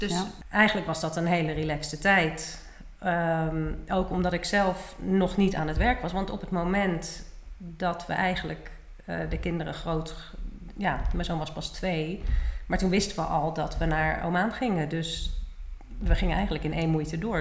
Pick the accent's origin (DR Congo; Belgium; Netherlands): Netherlands; The Hague, South Holland; moved away as an adult; also born or lived in Maastricht / Enschede / Seattle / New Orleans; now in Almere, Netherlands; ik kom uit Den Haag.